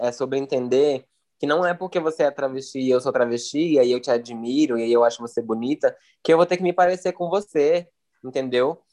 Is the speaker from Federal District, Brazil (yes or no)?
yes; Brasília, Federal District, Brazil; now in São Paulo, Brazil; sou de Brasília e morando em São Paulo